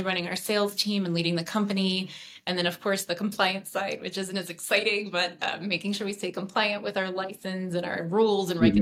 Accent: Houston, Texas, United States; moved away as an adult; now in Denver, United States; I'm originally from Houston, Texas. So I came out here to go to undergrad and grad school over at the University of Denver.

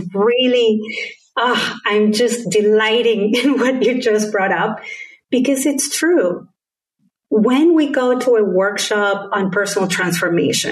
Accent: Argentina; first language Spanish; English is a second language; moved away; also born or lived in Caribbean / United States; my particular accent is a combination of having been brought up in Argentina with Spanish as my first language, and then having lived in different countries in the Caribbean and in the US

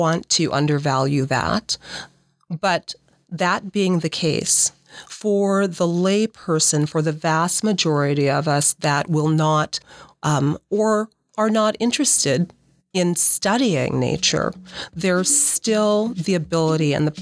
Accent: Omaha, Nebraska, United States; moved away as an adult; also born or lived in Seattle, Washington; I'm from Nebraska. I grew up here in Nebraska

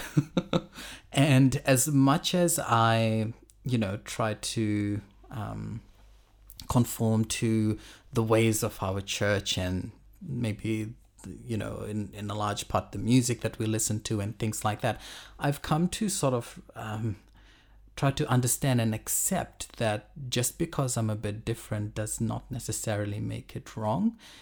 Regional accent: Fiji; moved away as an adult; also born or lived in Auckland, New Zealand / Tauranga, New Zealand / Brisbane, Australia; now in Sydney, Australia; I was born and I grew up in Fiji, um, until I was about, I think, eighteen, nineteen.

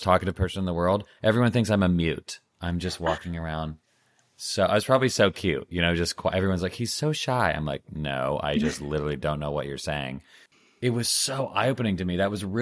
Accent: United States; I'm from America

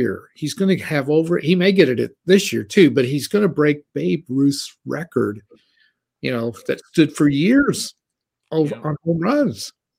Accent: Missouri, United States; we're from Missouri.

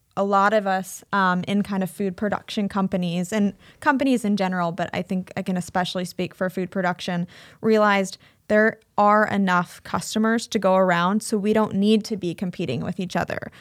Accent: Cedar Rapids, Iowa, United States; moved away as an adult; also born or lived in Bay Area, California / Chicago; I grew up in Cedar Rapids, um, but then I moved out to California

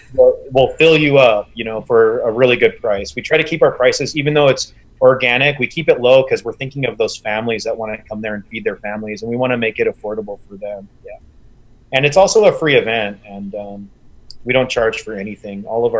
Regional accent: Southwest, United States; I tell them I'm Apache. My tribe is from the Southwest.

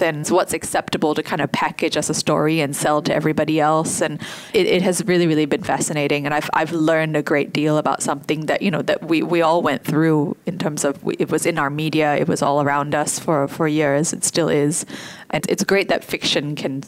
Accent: Singapore; my experience in Singapore

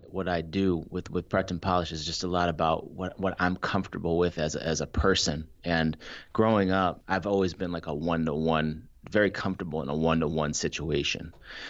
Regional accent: Brookline, Massachusetts, United States; also born or lived in Ann Arbor, Michigan; So I was born and raised in Ann Arbor, Michigan, United States. Moved to Brookline, Massachusetts when I was seven.

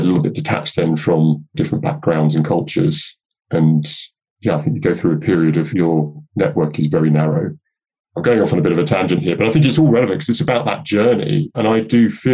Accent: London, United Kingdom; I grew up in North London back in the sort of 70s and early 80s.

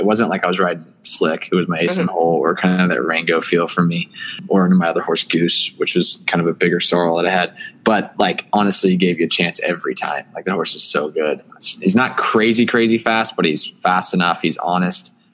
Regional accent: Plano, Texas, United States; I grew up in Plano, Texas, which is the suburb of Dallas, Texas

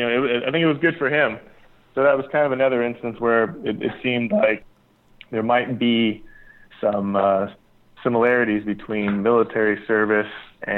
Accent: California, United States; also born or lived in Las Vegas, Nevada; now in Oxnard, United States; I grew up in California and, you know, Las Vegas

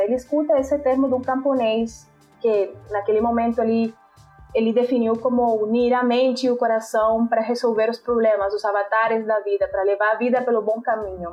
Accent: Montería, Córdoba, Colombia; Portuguese is a second language; moved away as an adult; also born or lived in Barranquilla; now in Brazil; foi a cidade onde eu nasci, onde eu cresci

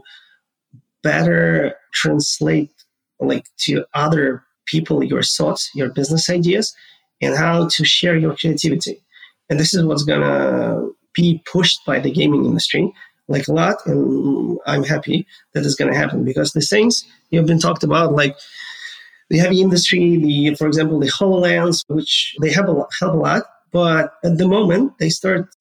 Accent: Ukraine; moved away as an adult; now in United States; I was born and raised in Ukraine

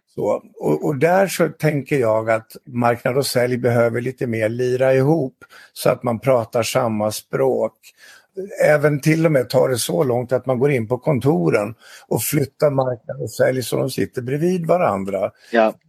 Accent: Dalarna County, Sweden; Jag är från Dalarna och jag är 61 år.

